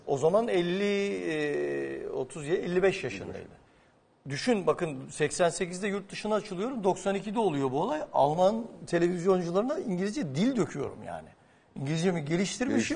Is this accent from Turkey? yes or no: yes; Adapazarı, Sakarya, Turkey; Ben Adapazarlıyım